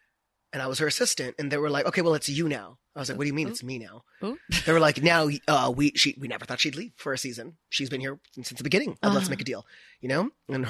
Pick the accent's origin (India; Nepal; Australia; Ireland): India; But I never started living as like an actual gay, I'm Indian man.